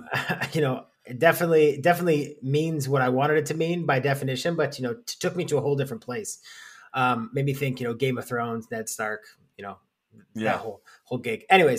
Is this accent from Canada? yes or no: yes; London, Ontario, Canada; born there; I was born in London, definitely not raised there.